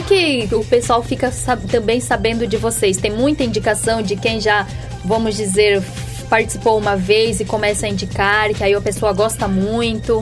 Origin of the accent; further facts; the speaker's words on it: Minas Gerais, Brazil; como a gente é lá de Minas